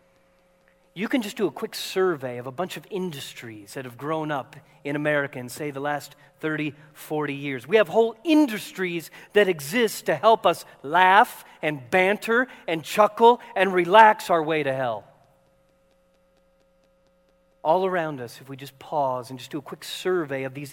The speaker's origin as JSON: {"language": "English", "town": "Seattle", "region": "Washington", "country": "United States", "moved": "yes", "said": "we're from Seattle."}